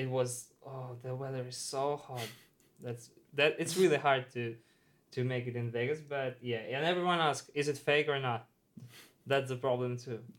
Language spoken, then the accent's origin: English; Moscow, Russia; especially in my hometown in Moscow